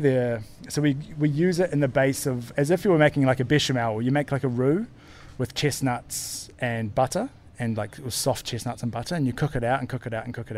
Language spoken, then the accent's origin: English; New Zealand; now in Portugal; I'm from New Zealand, and we don't really have a tradition of eating them in New Zealand